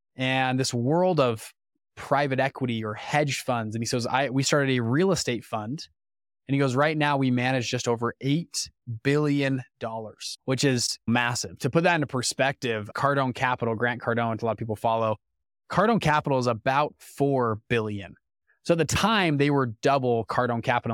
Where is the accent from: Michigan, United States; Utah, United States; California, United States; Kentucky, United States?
Utah, United States; Salt Lake City; I'm from Utah, of all places, Salt Lake City, Utah.